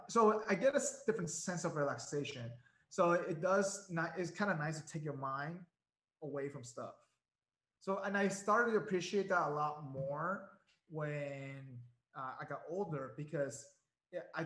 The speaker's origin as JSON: {"language": "English", "town": "Caracas", "region": "Capital District", "country": "Venezuela", "tie": "born or raised there", "moved": "yes", "lives_now": "United States", "said": "I grew up in Caracas"}